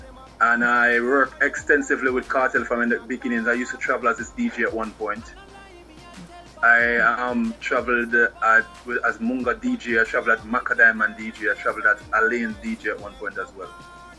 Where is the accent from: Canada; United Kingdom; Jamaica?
Jamaica; Kingston; I'm from the community of Walton Park Road, Kingston 11 and 13 to be exact.